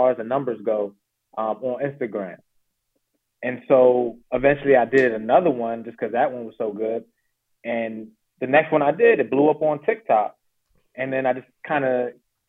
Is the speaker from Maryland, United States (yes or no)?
yes; Laurel, Maryland, United States; also born or lived in Charlotte, North Carolina; I say I'm from Laurel, Maryland, basically, but I did move here from Charlotte, North Carolina.